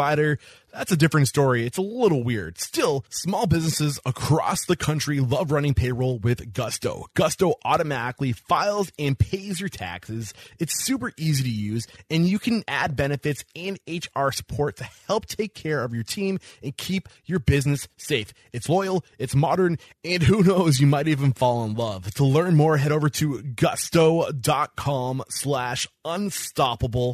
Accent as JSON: {"language": "English", "region": "New Hampshire", "country": "United States", "said": "I'm clearly from New Hampshire."}